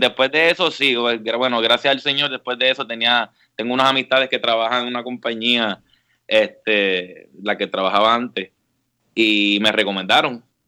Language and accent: Spanish; San Juan, Puerto Rico; moved away as an adult; also born or lived in Mayagüez, Puerto Rico; now in Washington, D.C. area, United States; Yo, yo soy original de San Juan, toda la vida me crié en San Juan desde los dos años